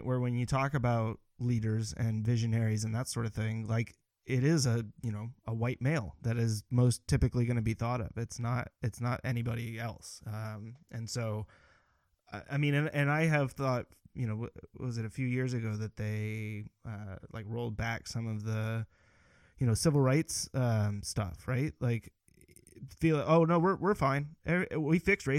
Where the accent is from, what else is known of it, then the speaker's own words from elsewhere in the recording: Northern California, United States; moved away; also born or lived in Greensboro, North Carolina; I grew up in Northern California in a predominantly white town, went to a predominantly white schools.